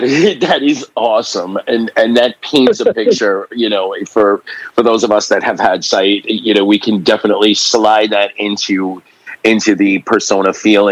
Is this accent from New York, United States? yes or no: yes; New York City, New York, United States; I'm a New York City boy. I was born and raised in Staten Island, primarily, lived a couple other places